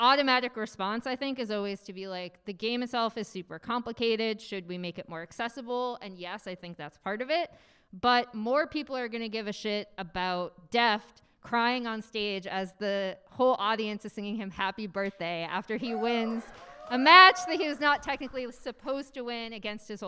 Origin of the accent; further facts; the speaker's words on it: Boston, Massachusetts, United States; moved away; I grew up in Boston